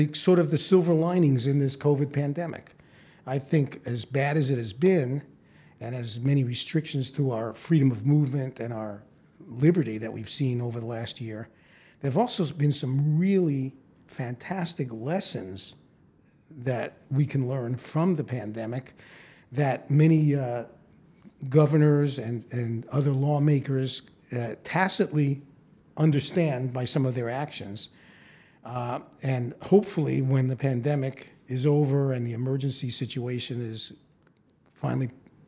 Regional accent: New York, United States; moved away as an adult; now in Phoenix, United States; I'm originally from New York, where I went to medical school, but I came out here to do my residency and stayed.

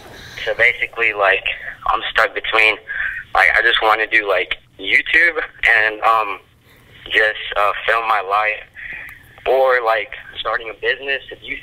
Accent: South Carolina, United States; I'm 15, I'm from South Carolina.

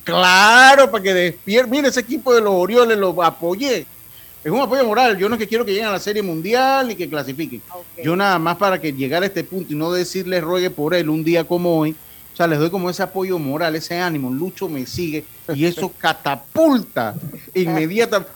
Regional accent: Panama; como panameños

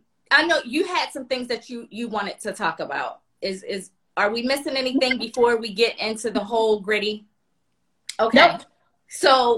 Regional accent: Baltimore, Maryland, United States; moved away; we are from Maryland, from Baltimore.

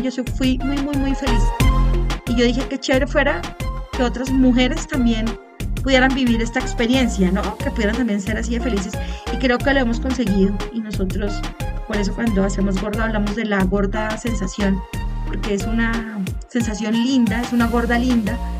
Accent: Colombia; Soy colombiana, vivo en Bogotá

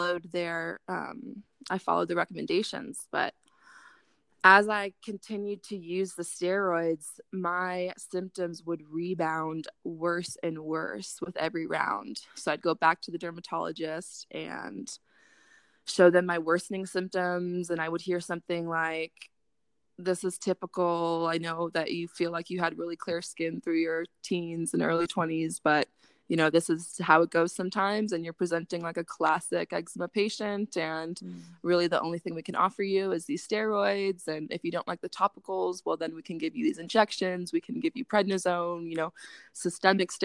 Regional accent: Chico, California, United States; my hometown, Chico

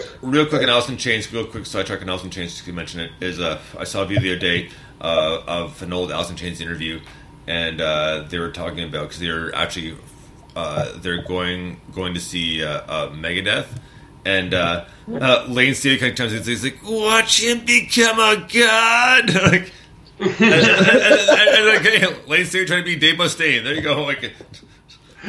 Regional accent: Canada; I'm Canadian.

